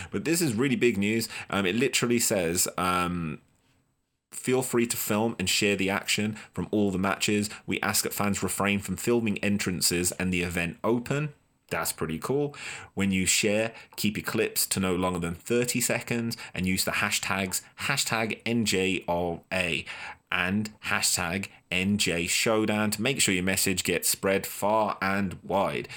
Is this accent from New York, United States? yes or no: no; Boston, Massachusetts, United States; as the Bostonian